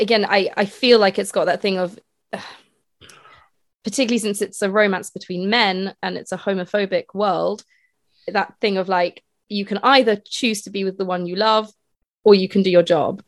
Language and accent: English; Edinburgh, Scotland, United Kingdom; moved away as an adult; I'm from Edinburgh mm. and I moved away from Edinburgh when I was 18, but I obviously still go back there to visit family